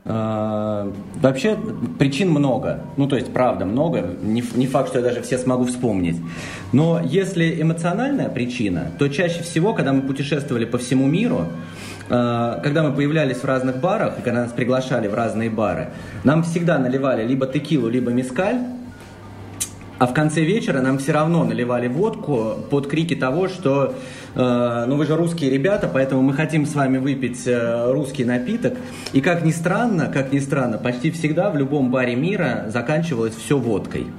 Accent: Russia; мы, ребята из России

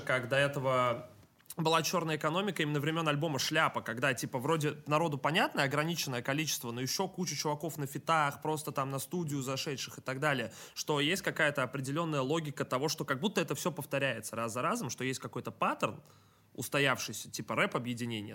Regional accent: Saint Petersburg, Russia; я питерский

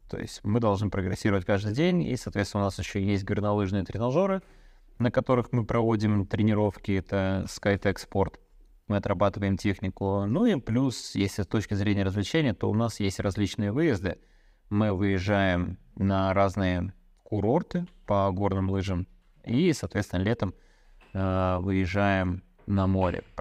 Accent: Belarus; Я как белорус просто спрашиваю.

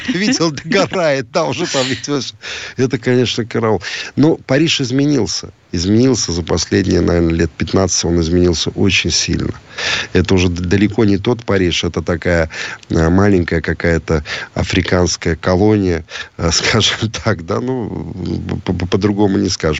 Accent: Riga, Latvia; мы приезжали, когда из Риги на соревнования в Таллин

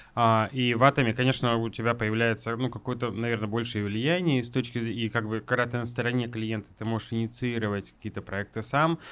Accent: Yekaterinburg, Sverdlovsk Oblast, Russia; also born or lived in Moscow / Saint Petersburg; я все-таки люблю очень наш город

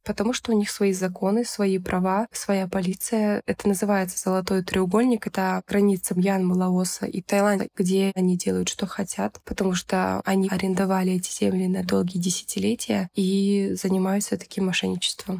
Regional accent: Kyzylorda, Kyzylorda Region, Kazakhstan; Я сама из Казларды родом, южная часть Казахстана

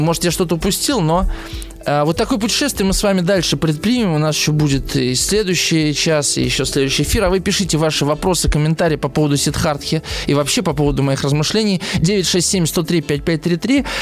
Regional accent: Moscow, Russia; я москвич

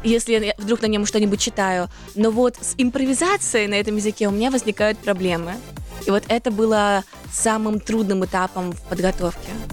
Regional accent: Almaty, Kazakhstan; moved away as an adult; also born or lived in Moscow; Я родилась в Алматы

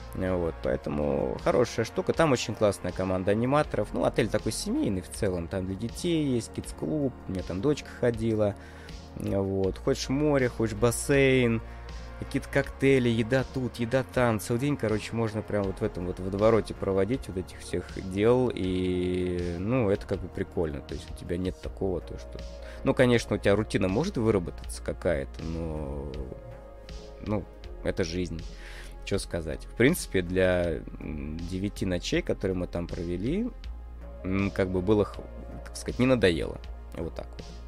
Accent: Russia; я из России

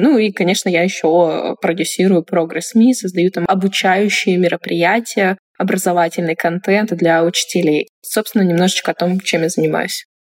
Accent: Chelyabinsk, Chelyabinsk Oblast, Russia; moved away as an adult; also born or lived in Tunisia; я из Челябинска

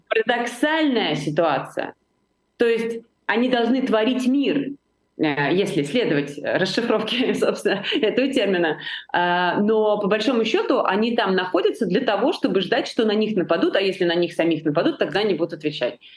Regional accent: Georgia; я понимаю это как грузинка, э, как э, представитель нации, которая очень пострадала от сепаратизма

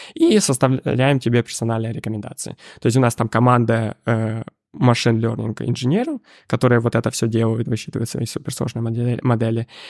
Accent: Ukraine; moved away as an adult; я сам с Украины

